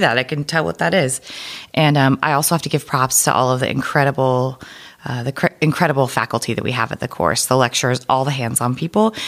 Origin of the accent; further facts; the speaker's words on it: Oregon, United States; moved away as an adult; also born or lived in Boston; I am from Oregon